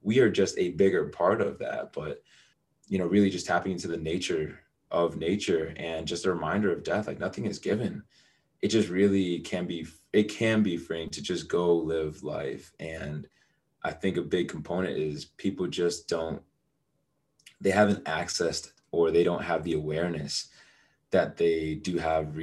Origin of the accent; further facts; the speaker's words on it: United States; I was born in the United States